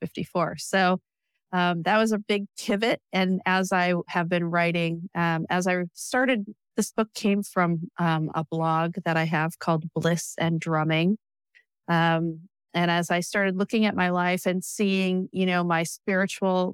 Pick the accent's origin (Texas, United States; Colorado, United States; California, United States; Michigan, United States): California, United States; moved away as an adult; also born or lived in New York City; I grew up in California